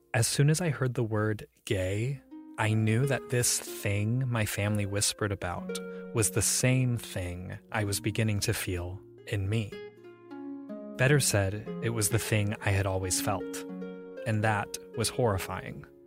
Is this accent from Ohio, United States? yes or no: yes; Ohio, United States; I grew up in Ohio